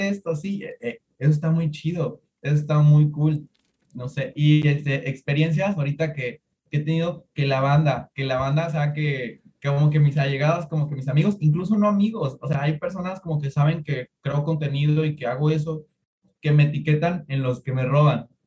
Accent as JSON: {"language": "Spanish", "town": "Tuxtepec", "region": "Oaxaca", "country": "Mexico", "said": "Yo soy de Tuxtepec, Oaxaca"}